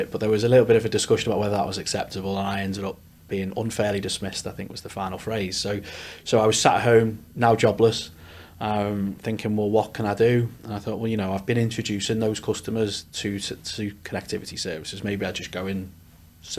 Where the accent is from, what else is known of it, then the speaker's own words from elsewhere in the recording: Liverpool, North West England, United Kingdom; moved away as an adult; also born or lived in Newcastle; now in Leeds, United Kingdom; I am a Scouser by trade. Left Liverpool a long time ago. Went up to Newcastle for university